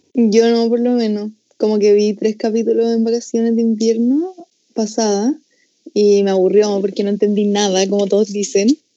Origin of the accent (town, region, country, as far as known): Chile